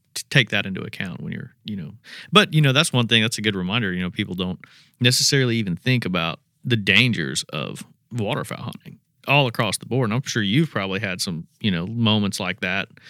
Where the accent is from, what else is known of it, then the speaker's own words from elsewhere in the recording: Indiana, United States; I'm from Indiana